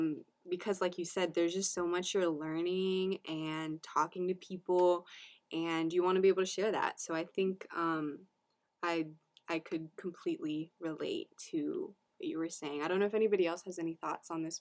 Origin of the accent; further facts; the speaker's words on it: United States; I was the first one in my family born in the U.S. So I'm a first generation American